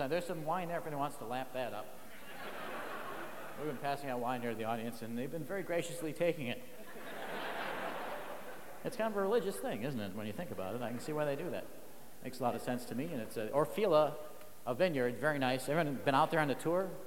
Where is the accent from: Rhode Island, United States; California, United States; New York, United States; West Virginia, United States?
California, United States; San Diego; From San Diego. From San Diego.